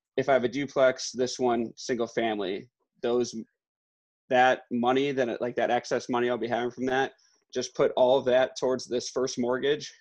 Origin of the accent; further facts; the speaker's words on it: Glen Ellyn, Illinois, United States; growing up in Glen Ellen, right. um, and like Weeden area